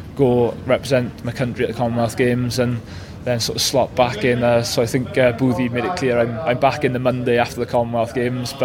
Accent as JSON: {"language": "English", "region": "Wales", "country": "United Kingdom", "said": "being passionate Welsh people as we are"}